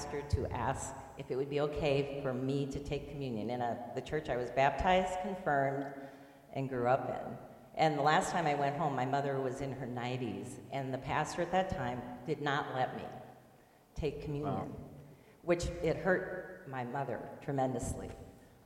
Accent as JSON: {"language": "English", "region": "Southwest Iowa", "country": "United States", "tie": "born or raised there", "moved": "yes", "said": "I grew up in Southwest Iowa"}